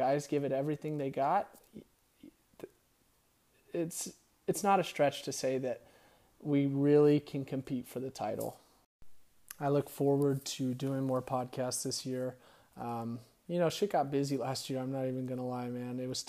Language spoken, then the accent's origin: English; Riverside, California, United States; It feels cool to rep someone from my hometown